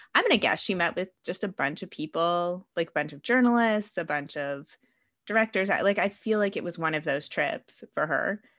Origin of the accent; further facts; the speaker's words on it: Canada; I'm Canadian